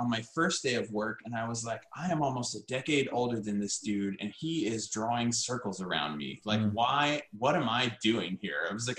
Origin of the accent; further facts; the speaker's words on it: the South, United States; I had, you know, like I grew up in the American South, and like, you know, I'd gotten married.